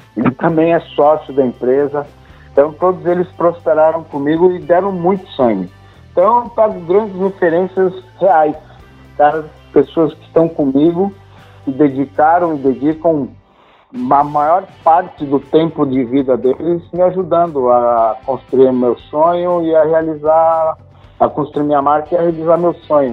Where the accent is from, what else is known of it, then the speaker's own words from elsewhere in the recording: Brazil; Eu sou brasileiro, tudo que minha família tem, que eu tenho, eu conquistei aqui.